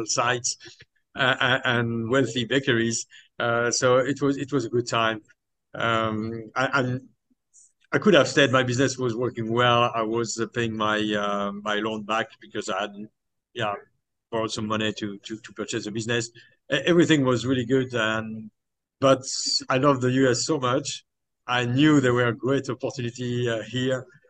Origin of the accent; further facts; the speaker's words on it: Dijon, Bourgogne-Franche-Comté, France; English is a second language; moved away as an adult; also born or lived in Washington, D.C. / Paris; now in DMV area, United States; originally, I'm from France. I'm from Dijon in France